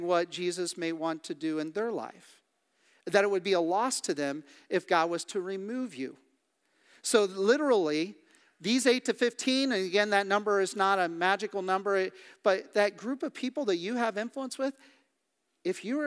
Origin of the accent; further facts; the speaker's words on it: Midwest, United States; also born or lived in Kansas City / Kansas / Missouri; now in Pennsylvania, United States; I grew up in the Midwest. I did not expect to live the majority of my life in Pennsylvania.